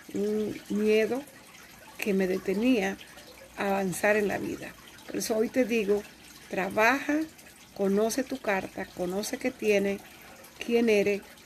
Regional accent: Dominican Republic; moved away; la República Dominicana, que es donde yo nací

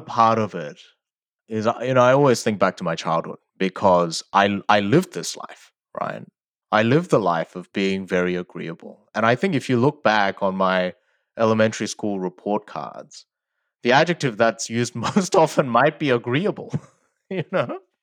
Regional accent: Sydney, New South Wales, Australia; English is a second language; also born or lived in South Korea; I moved when I was eight from South Korea to Australia, and I didn't speak English at the time.

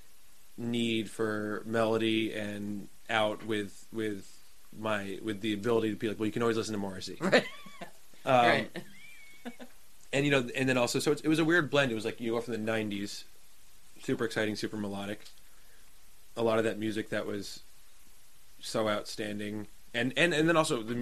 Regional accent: New Jersey, United States; growing up in Jersey scene

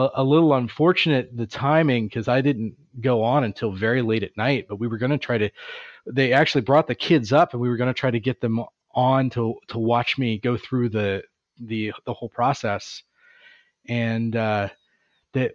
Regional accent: Tampa Bay area, Florida, United States; now in Oceanside, United States; I grew up in Florida

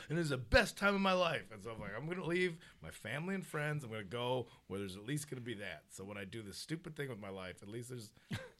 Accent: Addison, Illinois, United States; moved away as an adult; now in Los Angeles, United States; Chicago. Just outside. I'm the burbs, but I, you know, you gotta play in the city.

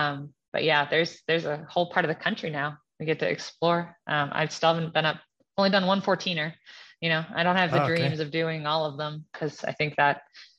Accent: East Coast, United States; now in Colorado, United States; And then I grew up on the East Coast and my husband, you know, grew up in Louisiana.

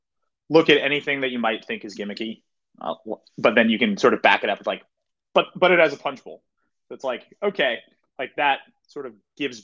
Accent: Bay Area, California, United States; moved away as an adult; now in New York City, United States; growing up in the Bay Area and in California as a whole

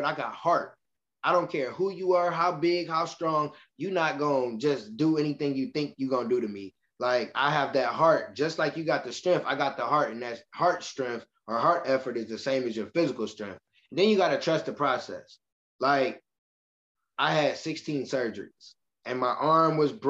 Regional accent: Michigan City, Indiana, United States; moved away as an adult; now in Indianapolis, United States; I'm from Michigan City, Indiana, and I moved here to Indianapolis

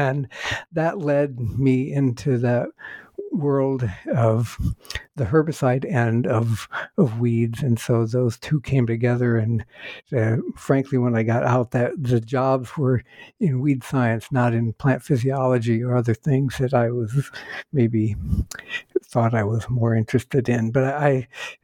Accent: Northeast Ohio, United States; I was born in the state of Ohio

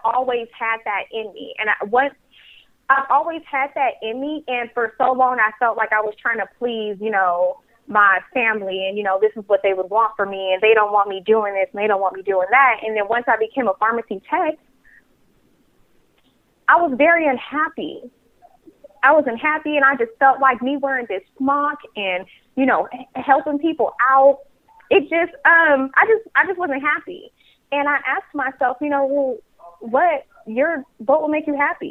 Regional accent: Hayward, California, United States; also born or lived in Oakland, California; I am born in Oakland, raised in Hayward, California. So I am a Bay native

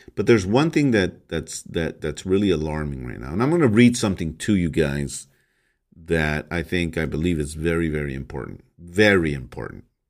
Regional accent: United States

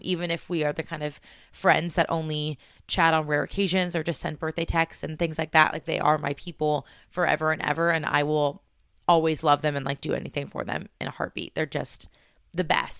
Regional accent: California, United States; moved away as an adult; also born or lived in New York / Washington State; now in Washington, United States; this scared little Californian

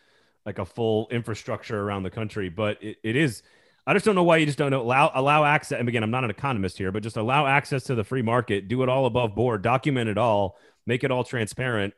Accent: the South, United States; I'm a Southerner

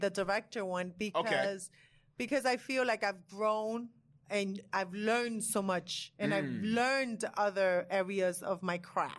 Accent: Miami, Florida, United States; I came from Miami.

